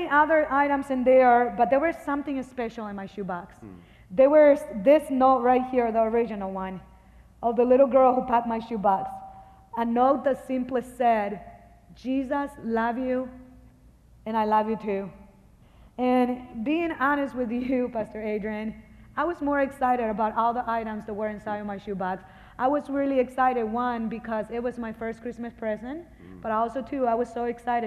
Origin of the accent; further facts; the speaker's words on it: Honduras; moved away; I'm original from Honduras. From the day that I was born until 2 years old, I grew up in 14 different orphanages.